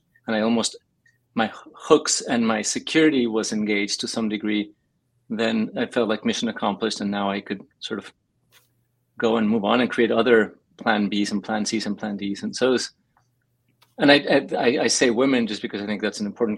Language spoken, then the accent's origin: English; Mexico City, Mexico; now in Los Angeles, United States; I grew up in Mexico City